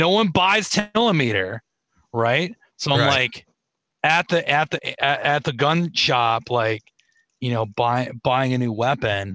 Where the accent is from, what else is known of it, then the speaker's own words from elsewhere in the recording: New England, United States; moved away; also born or lived in Rhode Island; being from New England